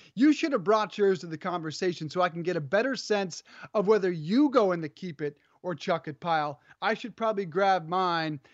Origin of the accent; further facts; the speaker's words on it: Colorado, United States; growing up in Colorado